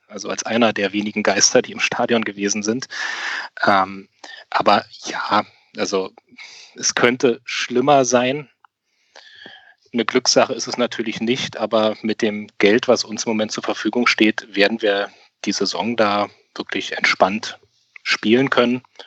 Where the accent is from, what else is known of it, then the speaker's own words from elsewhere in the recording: Berlin, Germany; gebürtiger Berliner